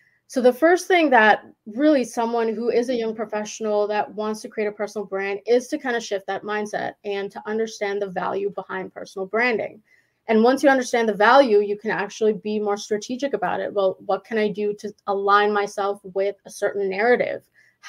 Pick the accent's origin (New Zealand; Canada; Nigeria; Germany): Canada; Winnipeg, Manitoba; because I'm from Winnipeg, which is like the smallest city in Canada. It's in Manitoba.